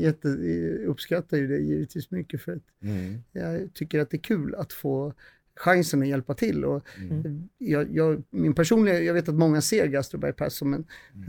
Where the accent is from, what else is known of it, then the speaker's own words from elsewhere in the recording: Södertälje, Stockholm County, Sweden; jag är från Södertälje